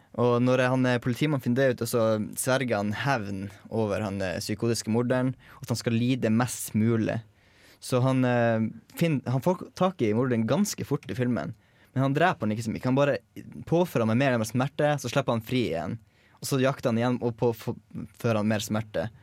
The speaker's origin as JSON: {"language": "Norwegian", "town": "Tromsø", "region": "Troms", "country": "Norway", "moved": "yes", "lives_now": "Trondheim, Norway", "said": "Jeg er jo fra Tromsø sjøl"}